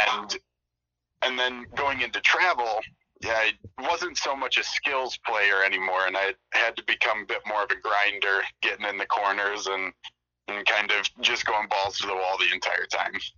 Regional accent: Flint, Michigan, United States; I'm from Mid Michigan, so um, the big city around me is Flint

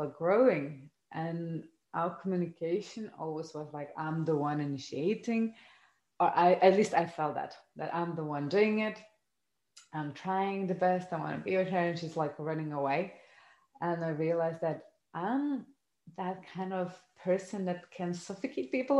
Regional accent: Lithuania; I come from Lithuania, a kind of family, a post-communist country

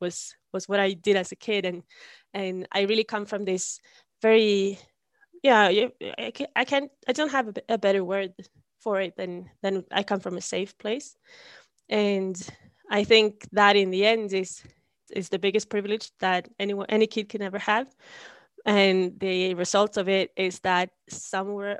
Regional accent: Sundsvall, Västernorrland County, Sweden; I come from Sweden, obviously. And I grew up in a town called Sundsvall

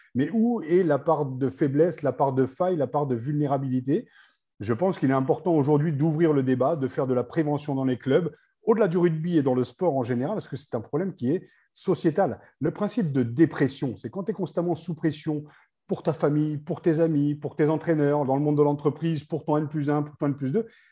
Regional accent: Picardy, Hauts-de-France, France; je suis picard, hein, je ne suis pas du tout ilien

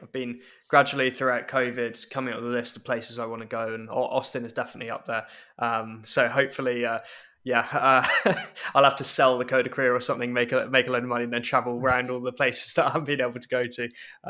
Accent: London, United Kingdom; moved away as an adult; now in Edinburgh, United Kingdom; as obviously people can tell from my accent and regular listeners will know, I grew up in London despite being Scottish, and I love London

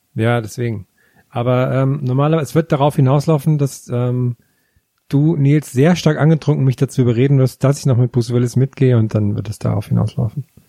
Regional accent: Tambach-Dietharz, Thuringia, Germany; Tamachdidatz, meine Heimat

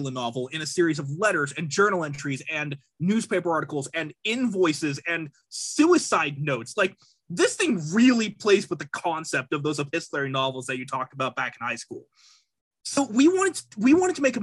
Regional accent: Arizona, United States; I'm from Arizona.

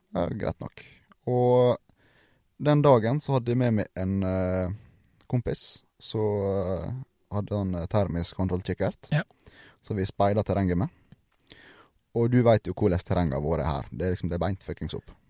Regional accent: Sunnmøre, Møre og Romsdal, Norway; ikke fordi jeg er sunnmøring

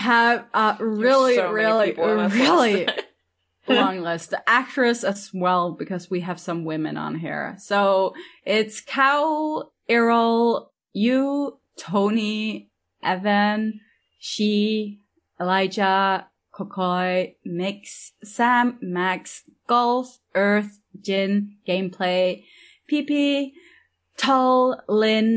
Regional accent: Norway; I'm from Norway

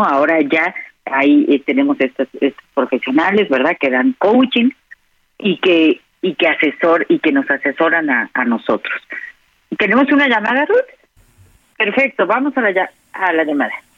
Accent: Mexico; los mexicanos somos sumamente apasionados

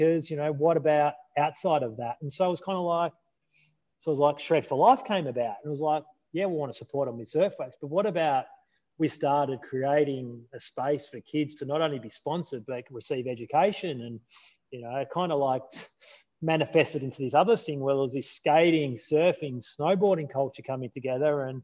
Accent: Melbourne, Victoria, Australia; I was raised in the Melbourne suburbs

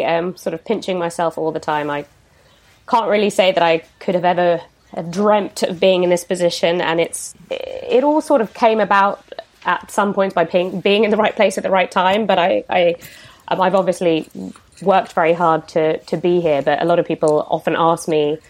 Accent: Tuscany, Italy; restaurants around where I grew up in Tuscany

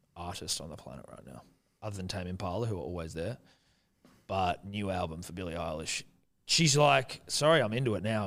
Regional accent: New Zealand; I'm Kiwi.

